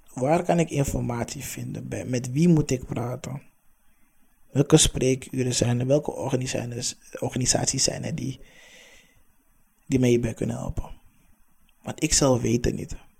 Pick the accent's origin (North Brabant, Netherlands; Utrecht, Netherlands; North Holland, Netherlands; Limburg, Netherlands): North Holland, Netherlands; Amsterdam; also born or lived in Hoofddorp; Ik ben opgegroeid in de Belmer, Amsterdam Zuidoost